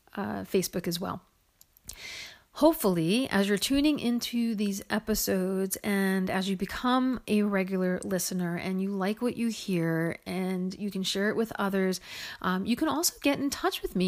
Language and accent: English; Woodland Park, New Jersey, United States; I was born in New Jersey in what was then known as West Patterson. It's now known as Woodland Park.